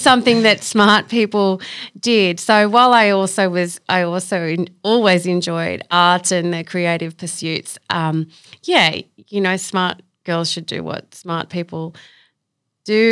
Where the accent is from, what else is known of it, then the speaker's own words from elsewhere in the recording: Sydney, New South Wales, Australia; I grew up in Belrose